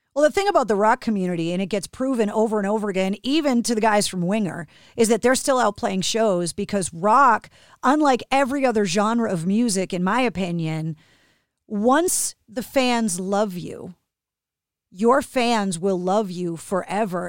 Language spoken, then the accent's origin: English; Boston, Massachusetts, United States; being born and raised in Boston